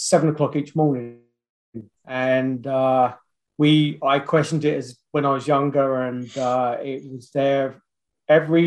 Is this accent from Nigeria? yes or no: no; London, United Kingdom; also born or lived in Australia / New Zealand; now in Kamloops, Canada; I'm from London. That's where I was originally from